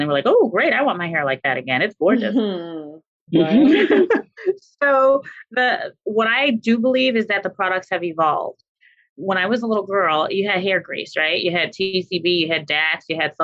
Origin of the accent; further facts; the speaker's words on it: New York City, New York, United States; moved away as an adult; also born or lived in Haiti (heritage); now in Washington, D.C. metro area, United States; I'm originally from New York City and came out here to the DMV, DC, Maryland, Virginia area to attend Howard University